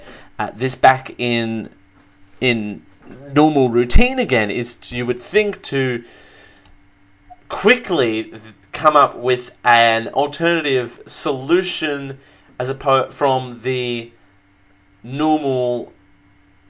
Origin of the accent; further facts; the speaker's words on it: Australia; I'm from Australia. I'm an Aussie